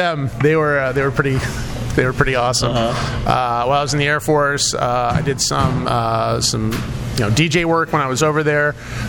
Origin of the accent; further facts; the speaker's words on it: Midwest, United States; moved away as an adult; also born or lived in St. Marys, Ohio; I was raised in the Quad Cities. I was born in Ohio. Okay. My mom is actually from the area. We can trace our roots back to this area when the Germans immigrated here over 200 years ago.